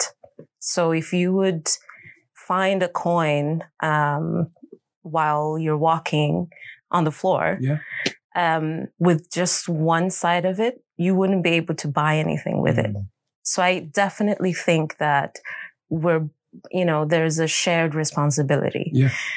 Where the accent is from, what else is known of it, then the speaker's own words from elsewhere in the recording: Stockholm, Stockholm County, Sweden; I'm born and raised in Stockholm